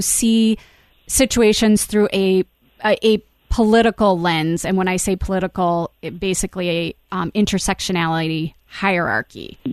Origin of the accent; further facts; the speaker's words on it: Iowa, United States; my home state of Iowa